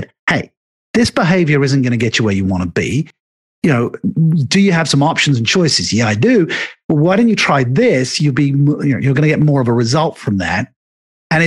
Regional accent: England, United Kingdom; me being an Englishman

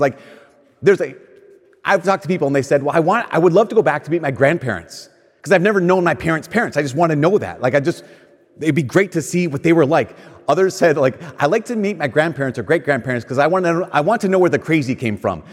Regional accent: Minnesota, United States; I'm from a place in Minnesota where people move too

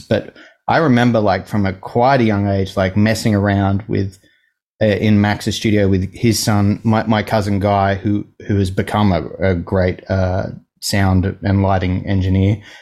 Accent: Gosford, New South Wales, Australia; now in Sydney, Australia; I was born like an hour and a half north of here. um, in a, a town called Gosford.

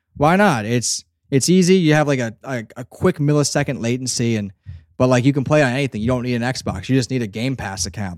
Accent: Northeast, United States; I'm from the Northeast too

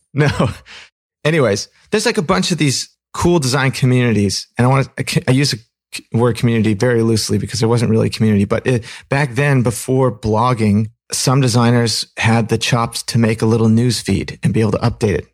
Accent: Pacific Northwest, United States; also born or lived in Fremont, California; when I was three, we moved up to the Pacific Northwest.

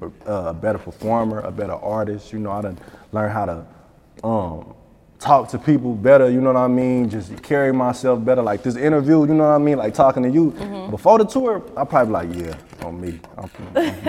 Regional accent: Tulsa, Oklahoma, United States; I'm from Tulsa, Oklahoma. I'm from Oklahoma

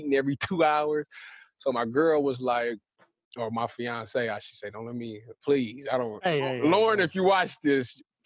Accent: Cleveland, Ohio, United States; I'm from Cleveland

